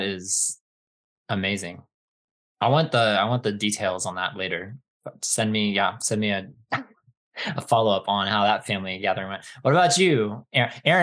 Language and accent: English; East Coast, United States; moved away as an adult; also born or lived in Southern California; after growing up on the East Coast